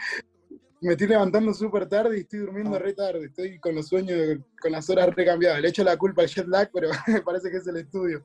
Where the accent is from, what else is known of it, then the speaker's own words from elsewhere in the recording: Cutral Có, Neuquén, Argentina; yo vengo de un pueblo, viste, que se llama Cutralcó